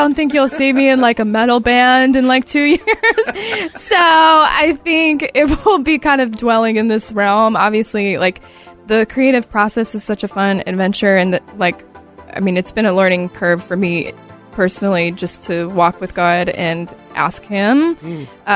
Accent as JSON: {"language": "English", "area": "outside of Detroit, the Midwest", "region": "Michigan", "country": "United States", "said": "I'm originally from the Midwest, so I'm from a little outside of Detroit"}